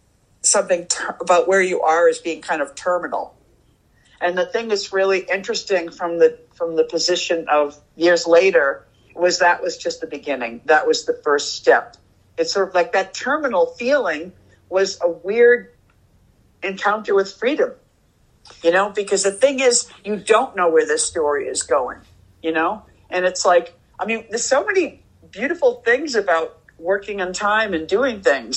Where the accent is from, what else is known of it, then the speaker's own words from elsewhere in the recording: Boston, Massachusetts, United States; moved away as an adult; also born or lived in New York / San Francisco; I grew up in Boston